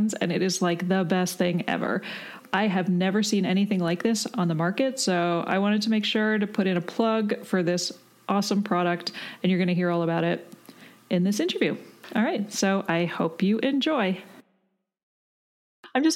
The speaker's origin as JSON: {"language": "English", "country": "Canada", "also_born_or_lived": "British Columbia", "said": "I'm from Canada, and I actually lived in BC for a bit"}